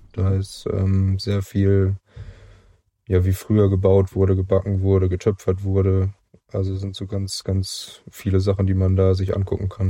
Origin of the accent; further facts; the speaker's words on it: Brake, North Rhine-Westphalia, Germany; ich komme aus ursprünglich aus Brake, das ist so 15 Kilometer vielleicht, 10 Kilometer davon weg. Genau, und wohne immer noch im schönen Lipperland